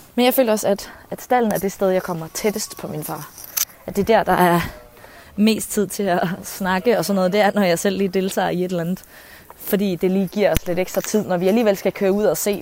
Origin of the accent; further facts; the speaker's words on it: Fjelde, Zealand, Denmark; Så vi boede i Fjelle.